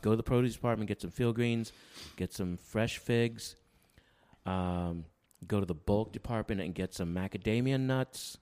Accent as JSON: {"language": "English", "town": "San Antonio", "region": "Texas", "country": "United States", "tie": "born or raised there", "also_born_or_lived": "Seguin, Texas / Plano, Texas", "moved": "as an adult", "lives_now": "Wampsville, United States", "said": "growing up in San Antonio."}